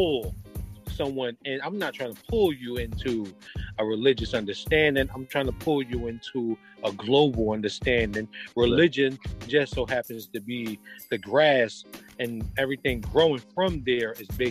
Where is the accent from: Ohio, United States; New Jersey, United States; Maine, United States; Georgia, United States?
New Jersey, United States; Jersey City; I grew up in Jersey City, New Jersey.